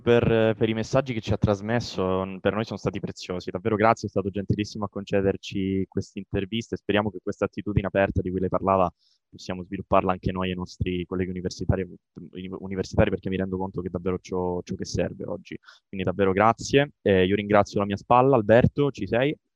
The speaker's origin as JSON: {"language": "Italian", "region": "Calabria", "country": "Italy", "said": "Io sono calabrese"}